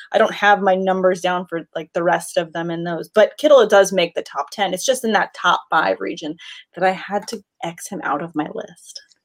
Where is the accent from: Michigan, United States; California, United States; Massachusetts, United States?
California, United States; Southern; I am not born and raised in Southern California.